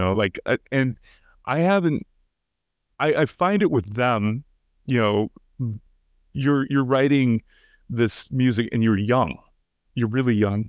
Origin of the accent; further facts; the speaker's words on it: United States; I'm third generation American, yeah, uh, and my, my ancestors go back to Ireland